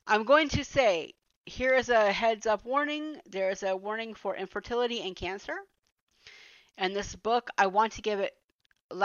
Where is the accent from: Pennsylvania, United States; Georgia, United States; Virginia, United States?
Georgia, United States; Atlanta; I grew up in Atlanta